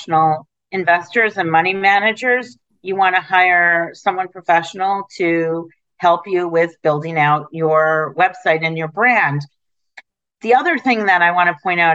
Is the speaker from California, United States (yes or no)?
no; Detroit, Michigan, United States; now in New York City, United States; I grew up in Detroit.